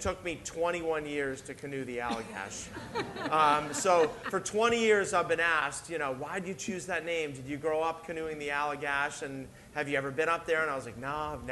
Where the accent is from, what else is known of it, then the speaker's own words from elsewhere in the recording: outside of Boston, Massachusetts, United States; now in Maine, United States; I'm from outside of Boston. I'm from Massachusetts.